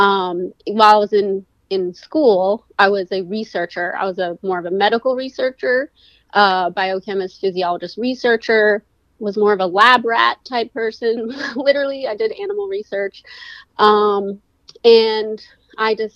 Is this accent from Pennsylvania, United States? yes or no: yes; Pennsylvania, United States; moved away as an adult; also born or lived in Florida / California / Chester County, Pennsylvania; I'm originally from Pennsylvania